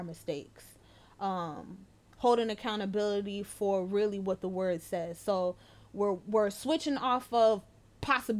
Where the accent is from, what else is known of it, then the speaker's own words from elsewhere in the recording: New York, United States; moved away; in New York, I can't even go back to my hometown